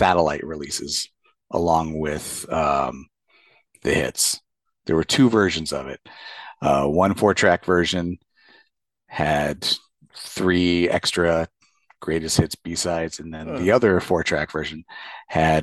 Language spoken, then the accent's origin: English; Indianapolis, Indiana, United States; growing up in Indianapolis